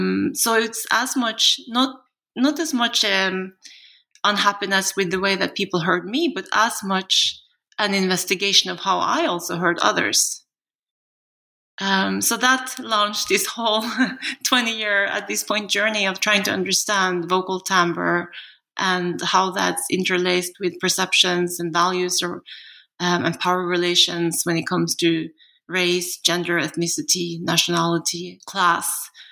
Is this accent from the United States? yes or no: no; Norway; also born or lived in South Korea